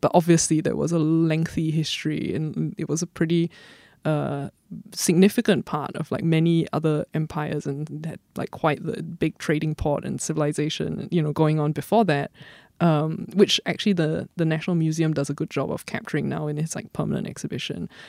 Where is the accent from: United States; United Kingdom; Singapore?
Singapore; as someone who grew up here and who has family here and roots here